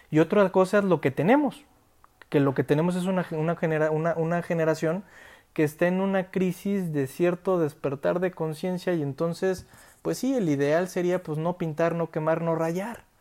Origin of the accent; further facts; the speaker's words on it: Mexico; yo como hombre, si salgo a la calle, la violencia que yo percibo como individuo, como mexicano